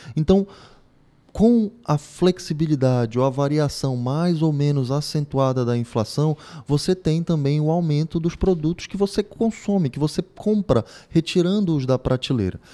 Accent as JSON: {"language": "Portuguese", "region": "Pará", "country": "Brazil", "said": "Vivemos no Brasil, estamos em território nacional, somos paraenses"}